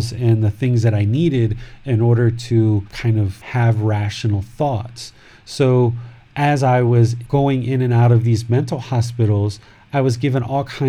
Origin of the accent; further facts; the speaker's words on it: United States; I grew up in America, in Washington, D.C., Maryland, Virginia area.